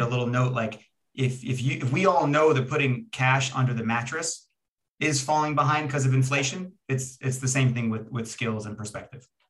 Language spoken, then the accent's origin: English; Long Island, New York, United States; also born or lived in Israel; I was born in Israel and came to Long Island, New York when I was two years old